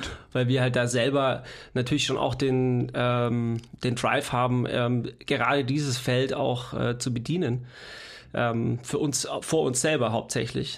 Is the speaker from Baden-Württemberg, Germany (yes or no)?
yes; Leonberg, Baden-Württemberg, Germany; moved away; wo ich herkomme aus, aus äh, Leonberg, Stuttgart